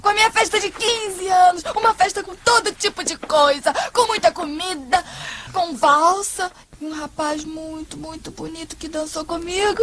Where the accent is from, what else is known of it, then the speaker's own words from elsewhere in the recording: Rio de Janeiro, Brazil; Made in Meyer, tá, gente? Da minha área, da minha terra